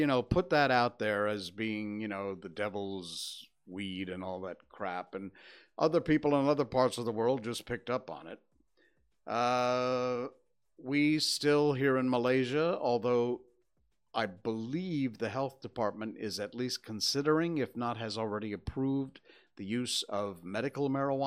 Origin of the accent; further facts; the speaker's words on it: Cornwall, Connecticut, United States; moved away; also born or lived in Torrington, Connecticut; I was born 64 years ago today at, 5:23 in the morning, I think? In Torrington, Connecticut, because that's where the hospital was, which was about 20 minutes outside of my little kampong hometown of Cornwall, Connecticut